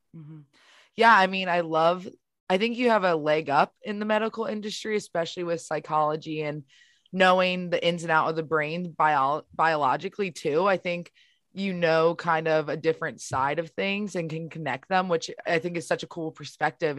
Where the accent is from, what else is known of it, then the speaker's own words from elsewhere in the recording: Baltimore, Maryland, United States; I know we're from the same area, Baltimore